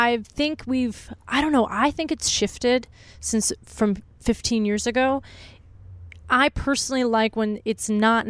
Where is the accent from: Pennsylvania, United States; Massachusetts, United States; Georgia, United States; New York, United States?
Pennsylvania, United States; Pittsburgh; moved away as an adult; now in California, United States; Italian, Northeast, like I'm from Pittsburgh.